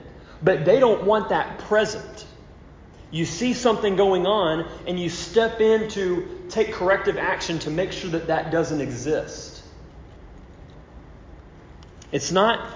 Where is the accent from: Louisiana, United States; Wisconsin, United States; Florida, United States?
Louisiana, United States; moved away as an adult; now in Cyprus; I'm from Louisiana, you know, so of course, me growing up, my experience is my dad every year rooting for the Saints